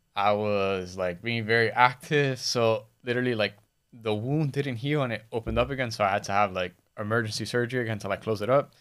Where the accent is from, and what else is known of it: Miami, Florida, United States; born or raised there